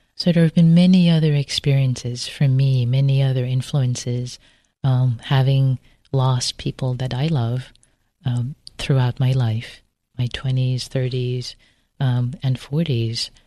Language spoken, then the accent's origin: English; Tehran, Tehran Province, Iran; moved away; also born or lived in Berkeley, California; I grew up in Tehran